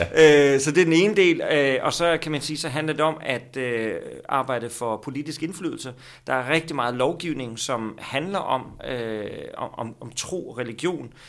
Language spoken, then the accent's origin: Danish; Skellefteå, Västerbotten County, Sweden; now in Copenhagen, Denmark; jeg er født i Sverige